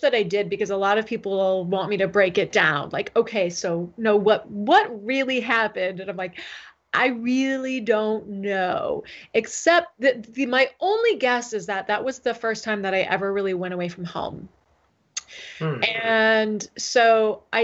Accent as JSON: {"language": "English", "town": "San Diego", "region": "California", "country": "United States", "tie": "born or raised there", "also_born_or_lived": "Seattle", "moved": "yes", "said": "in a covenant church in my neighborhood growing up in San Diego"}